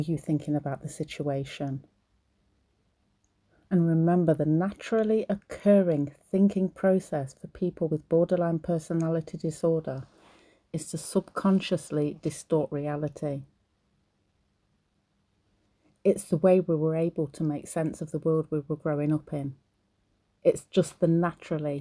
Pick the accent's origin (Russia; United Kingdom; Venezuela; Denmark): United Kingdom; I'm British, so I live in the UK